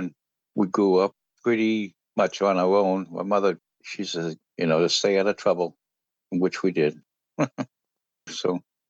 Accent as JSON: {"language": "English", "town": "Somerville", "region": "Massachusetts", "country": "United States", "tie": "born or raised there", "lives_now": "Falmouth, United States", "said": "I was born in Somerville, Mass. I live on the Cape now in Falmouth."}